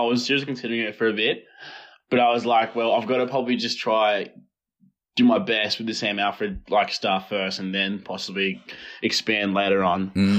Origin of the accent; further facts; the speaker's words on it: Launceston, Tasmania, Australia; moved away as an adult; also born or lived in Egypt; now in Melbourne, Australia; So I moved to Australia in 2003 with my family, and then we moved to Launceston and stayed there and grew up there.